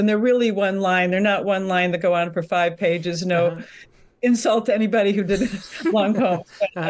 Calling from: Connecticut, United States; I'm in Connecticut.

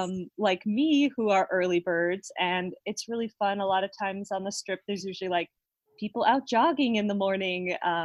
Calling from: Las Vegas, Nevada, United States; I'm calling you from Las Vegas. And Las Vegas early morning, which is a very special breed of Las Vegas.

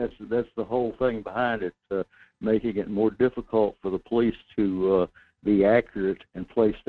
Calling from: North Pole, Alaska, United States; This is … in North Pole.

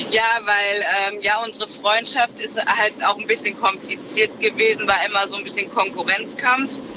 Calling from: Siegen, North Rhine-Westphalia, Germany; Ja, hi. Äh, ich komme aus Siegen.

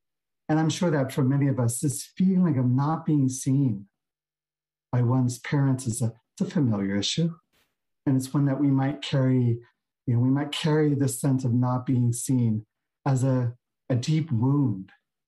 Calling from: San Francisco, California, United States; And I'm zooming in from Beginner's Mind Temple here in San Francisco.

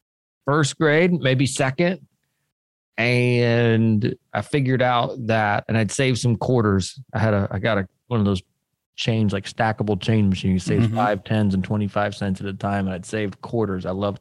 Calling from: Memphis, Tennessee, United States; Memphis, Tennessee.

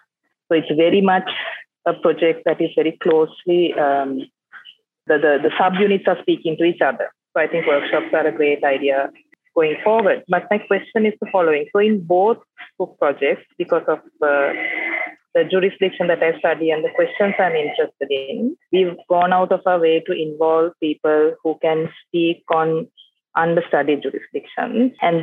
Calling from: Colombo, Western Province, Sri Lanka; For those of you who don't know me, I'm joining from Colombo, Sri Lanka. I was part of Melbourne Law School for 2 years and I'm back to Sri Lanka now, where the economy is falling apart.

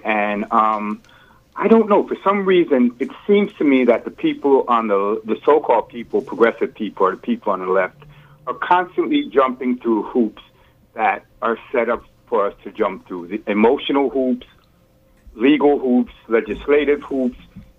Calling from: New York City, New York, United States; I'm calling from Brooklyn.

